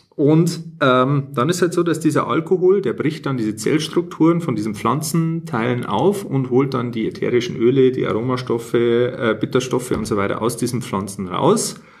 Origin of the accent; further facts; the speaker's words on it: Bavaria, Germany; accent: Bavarian; wir eigentlich beide aus Bayern sind und eigentlich normalerweise auch bayerisch reden